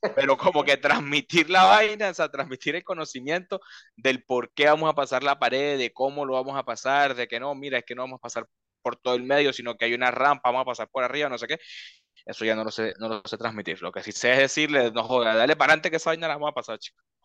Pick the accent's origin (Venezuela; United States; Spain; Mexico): Venezuela; now in Chile; cuando yo salí de Venezuela